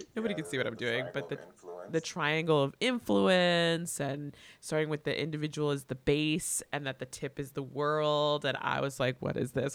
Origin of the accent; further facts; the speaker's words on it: Miami, Florida, United States; also born or lived in Atlanta; I I grew up here, um, born and raised